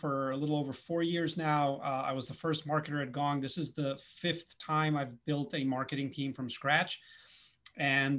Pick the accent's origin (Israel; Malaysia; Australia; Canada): Israel; also born or lived in Tel Aviv; now in United States; I'm originally from Israel